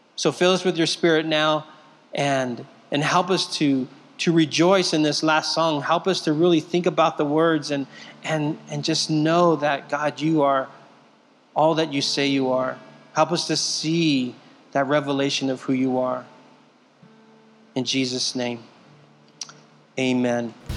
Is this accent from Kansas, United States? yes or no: no; Southern California, United States; moved away; I'm from Southern California. I've been here for 12 years now